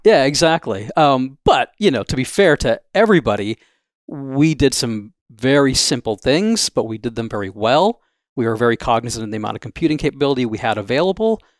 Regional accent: Wisconsin, United States; moved away as an adult; also born or lived in Los Angeles, California / Pittsburgh, Pennsylvania; I grew up in Wisconsin

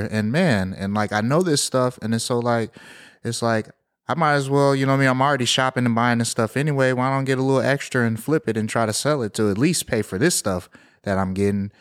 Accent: Houston, Texas, United States; growing up in Southwest Houston

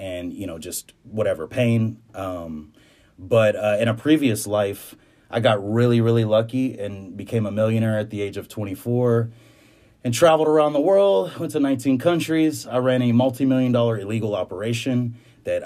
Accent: Houston, Texas, United States; I am from Houston, Texas, more down towards Clear Lake, Pearland area

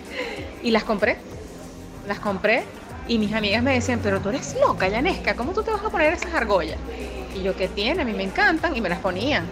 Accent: Venezuela; somos venezolanas

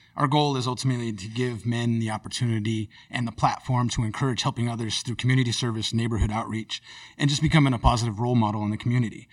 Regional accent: Rosemont, California, United States; we grew up in Rosemont.

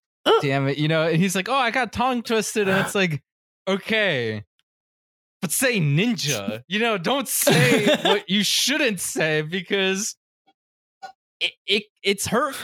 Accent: Colombia; I'm Colombian, Latino, right? I do look Asian.

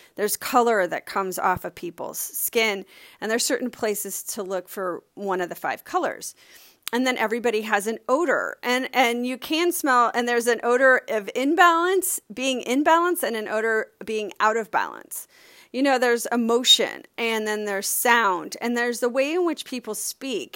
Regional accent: Miami, Florida, United States; I grew up sailing in Miami

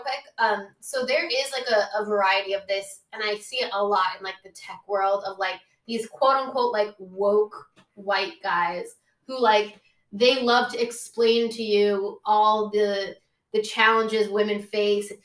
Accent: Oakland, California, United States; I'm from Oakland

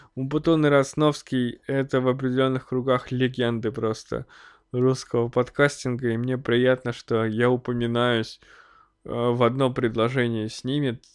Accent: Snezhinsk, Chelyabinsk Oblast, Russia; now in Chelyabinsk, Russia; я уже эмигрировал из родного города

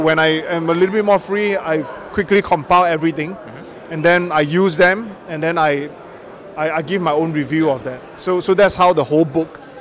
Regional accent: Singapore; from Singapore.

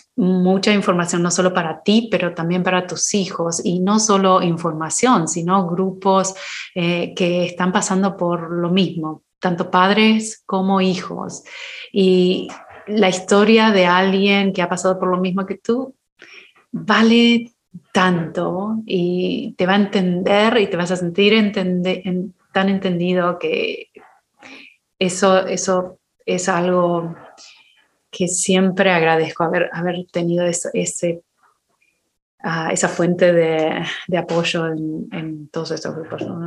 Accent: Argentina; moved away as an adult; now in United States; la primera vez que me fui de Argentina

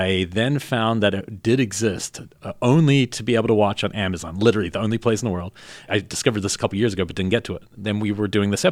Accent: New Zealand; moved away; I grew up with him in New Zealand

